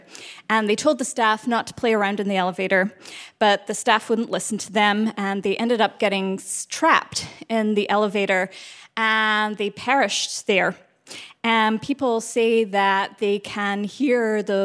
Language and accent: English; Scotland, United Kingdom; also born or lived in Astoria, New York City; now in New York City, United States; So I grew up in Scotland, and my father was a tour guide. And then I moved to New York City.